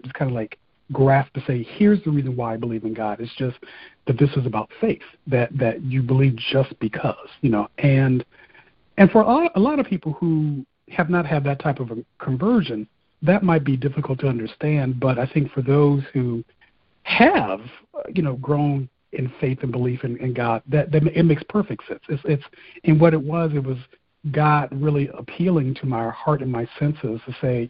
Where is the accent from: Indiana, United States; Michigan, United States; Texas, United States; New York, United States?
Indiana, United States; Fort Wayne; moved away as an adult; also born or lived in Bloomington, Indiana; now in Detroit, United States; when I returned home to Fort Wayne